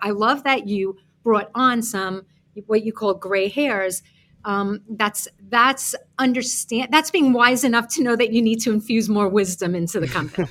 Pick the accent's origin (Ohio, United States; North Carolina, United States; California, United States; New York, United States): New York, United States; New York City; moved away as an adult; now in Florida, United States; when I moved down to Florida from Brooklyn, New York, if you can't hear it in my accent